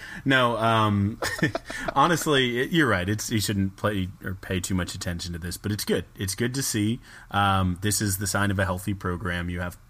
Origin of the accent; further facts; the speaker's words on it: San Antonio, Texas, United States; my hometown San Antonio Spurs, our hometown San Antonio Spurs